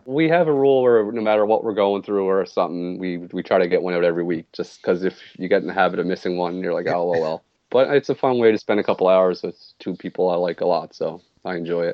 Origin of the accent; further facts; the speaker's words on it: Nova Scotia, Canada; technically I'm from Nova Scotia, but I live in Cape Breton Island.